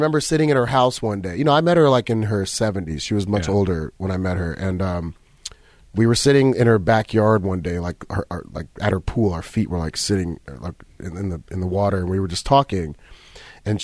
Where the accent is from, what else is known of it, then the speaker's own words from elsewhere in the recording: Egypt; I said, I'm from Egypt.